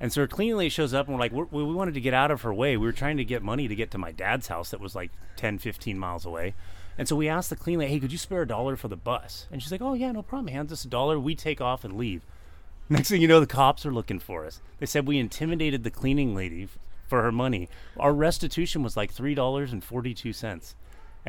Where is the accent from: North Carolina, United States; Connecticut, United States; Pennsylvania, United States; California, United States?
California, United States; Garden Grove; also born or lived in Long Beach, California / Orange, California; Born and raised in Garden Grove.